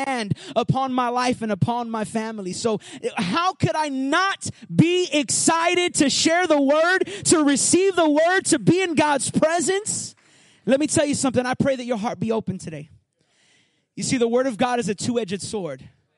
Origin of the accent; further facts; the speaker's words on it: Puerto Rico; moved away; I grew up in Puerto Rico